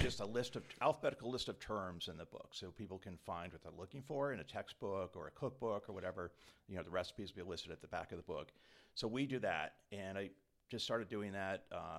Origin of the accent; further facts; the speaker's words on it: Quincy, Massachusetts, United States; also born or lived in Connecticut; I am from Quincy, Mass. I actually moved up here a couple years ago from Connecticut.